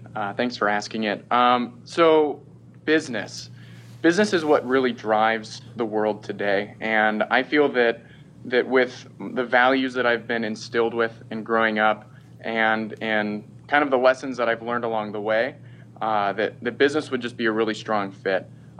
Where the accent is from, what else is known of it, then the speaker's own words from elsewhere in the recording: Florida, United States; also born or lived in Seattle; So I grew up in Florida and in the Seattle area, and ultimately ended up deciding to go to the University of Florida.